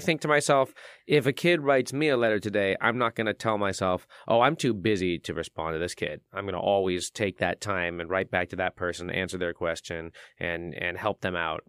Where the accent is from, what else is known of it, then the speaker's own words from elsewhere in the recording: San Francisco, California, United States; moved away as an adult; now in Louisville, United States; I came from San Francisco, uh, that, that's my hometown